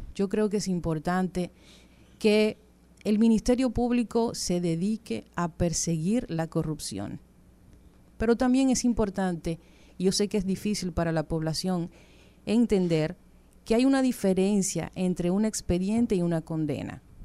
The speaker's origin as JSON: {"language": "Spanish", "country": "Dominican Republic", "said": "nosotros como dominicanos"}